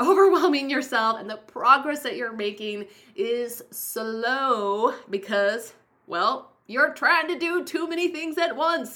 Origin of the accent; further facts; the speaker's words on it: Rapid City, South Dakota, United States; moved away; I was born in Rapid City, South Dakota, so that is like my homeland.